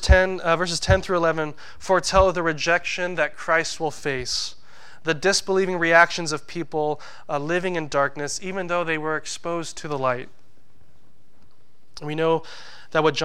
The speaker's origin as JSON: {"language": "English", "country": "United States", "said": "our country, the U.S."}